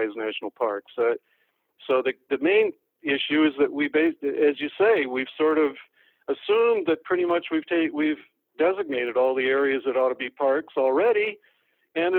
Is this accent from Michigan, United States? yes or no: yes; Detroit, Michigan, United States; I was from Detroit. And we didn't have any national parks nearby.